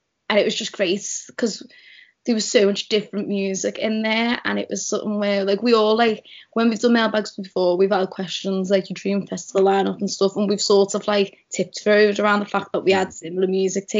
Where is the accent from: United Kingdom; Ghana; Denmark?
United Kingdom; Liverpool, North West England; accent: Scouse; growing up in Liverpool, you always think of Radio City is just this big Scouse thing